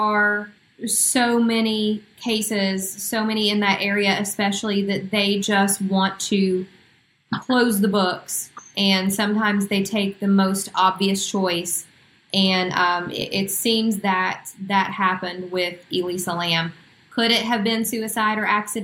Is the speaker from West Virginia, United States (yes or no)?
yes; Huntington, West Virginia, United States; here in my hometown of Huntington